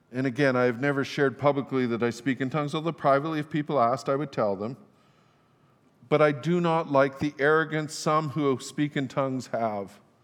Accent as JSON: {"language": "English", "town": "Fort St. John", "region": "British Columbia", "country": "Canada", "tie": "born or raised there", "said": "I grew up in Fort St. John"}